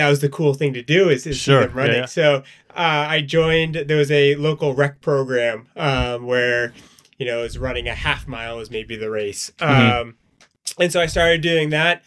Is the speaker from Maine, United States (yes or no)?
yes; Maine, United States; moved away as an adult; now in Hanover, United States; I grew up in Maine